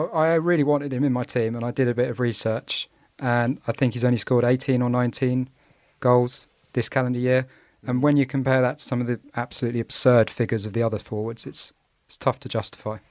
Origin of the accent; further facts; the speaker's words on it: England, United Kingdom; I'm an Englishman football fan. I've been reared on no-nonsense defence